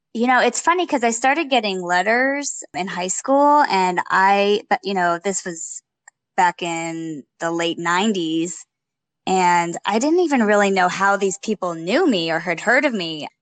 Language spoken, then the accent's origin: English; Los Angeles, California, United States; moved away as an adult; now in Austin, United States; Chatsworth Gymnastics, which was the town I grew up with in the Valley in Los Angeles